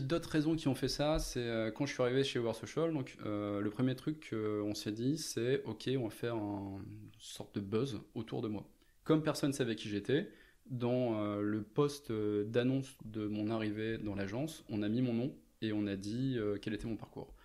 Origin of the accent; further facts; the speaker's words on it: Lens, Hauts-de-France, France; also born or lived in Lille; je suis né dans le Nord, je suis né à Lens. Euh, j'ai fait mes études à Lille